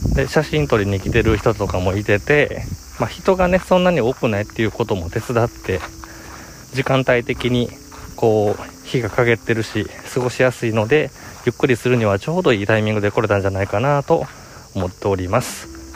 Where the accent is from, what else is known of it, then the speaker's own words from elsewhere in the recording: Nara, Japan; moved away; 奈良といえば、えー、まあ、僕の実 家ですよね。